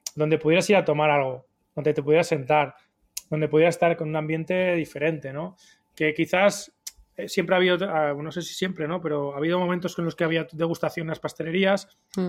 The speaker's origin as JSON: {"language": "Spanish", "town": "Huesca", "region": "Aragon", "country": "Spain", "also_born_or_lived": "Barcelona", "moved": "as an adult", "said": "soy de Huesca"}